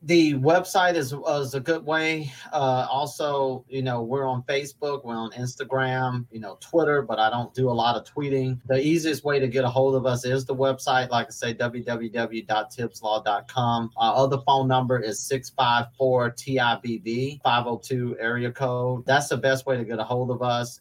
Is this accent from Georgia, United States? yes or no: yes; Atlanta, Georgia, United States; moved away as an adult; now in Louisville, United States; I'm originally from Atlanta, Georgia, born and raised, lived there until I was 20, moved here in 95 ish